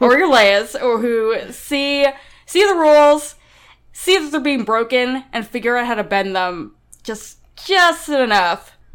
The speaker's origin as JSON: {"language": "English", "region": "New York", "country": "United States", "said": "I'm from New York"}